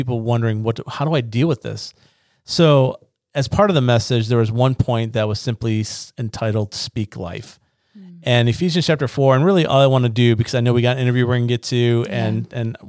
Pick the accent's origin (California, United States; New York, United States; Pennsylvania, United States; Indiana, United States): New York, United States; Niagara Falls; moved away; I'm from Niagara Falls